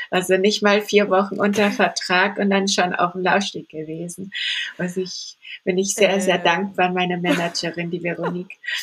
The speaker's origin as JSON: {"language": "German", "town": "Candolim", "region": "Goa", "country": "India", "tie": "born or raised there", "moved": "yes", "lives_now": "Stuttgart, Germany", "said": "ich bin in Indien aufgewachsen, ich bin barfuß rumgelaufen im Dschungel."}